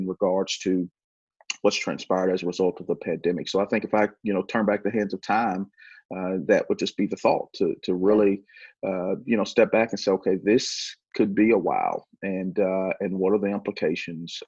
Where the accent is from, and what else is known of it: United States